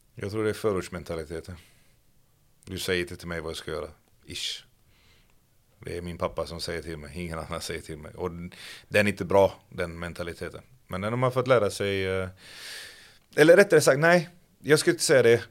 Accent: Gothenburg, Västra Götaland, Sweden; Kortralla IF där jag växte upp

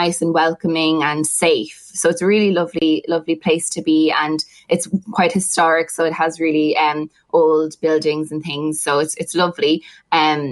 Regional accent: Athboy, County Meath, Ireland; moved away as an adult; also born or lived in Maynooth; now in Ottawa, Canada; I'm from Athboy. I'm from a small area

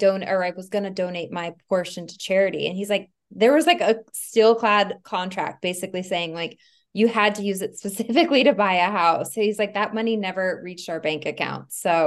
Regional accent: Arizona, United States; moved away as an adult; also born or lived in New York / Los Angeles; Actually, growing up in Arizona, I lived in New York for a while. I moved to LA when I was 19.

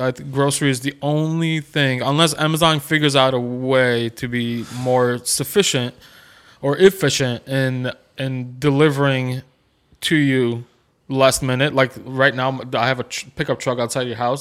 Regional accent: Chicago, Illinois, United States; now in Nolensville, United States; Growing up in Chicago

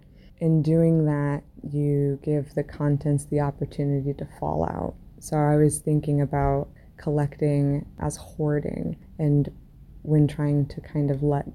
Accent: Indiana, United States; now in Delaware, United States; I'm originally from Indiana in the United States. I'm currently based out of Delaware in the US

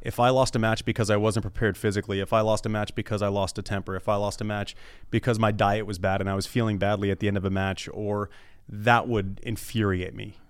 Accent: United States; as an American

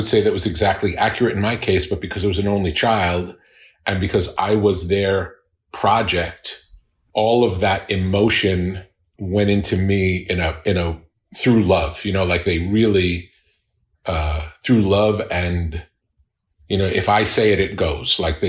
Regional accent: Long Beach, New York, United States; moved away as an adult; now in California, United States; Long Island, Long Beach.

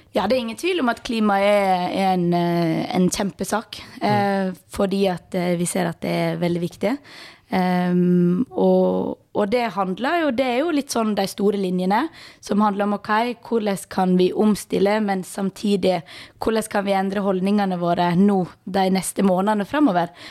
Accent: Balestrand, Vestland, Norway; now in Bergen, Norway; Kommer fra Balestrand, bor i Bergen.

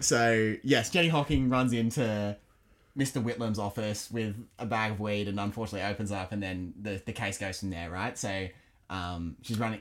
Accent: United Kingdom; now in Australia; I was born in Britain. I'm, I'm a Brit.

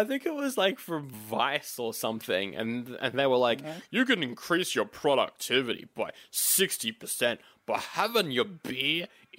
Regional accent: Australia

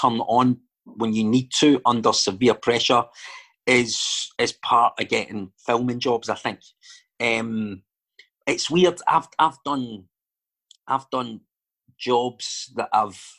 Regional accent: Glasgow, Scotland, United Kingdom; accent: Glaswegian

